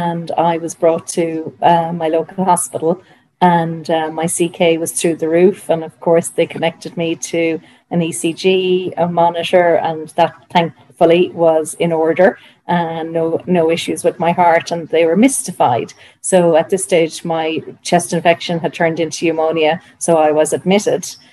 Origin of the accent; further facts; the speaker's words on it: Dublin, Leinster, Ireland; I'm from Dublin